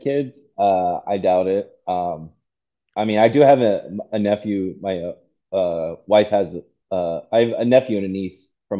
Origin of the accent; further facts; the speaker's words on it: Virginia, United States; moved away as an adult; now in Georgia, United States; Oh, originally, I grew up, I was born and raised in Virginia.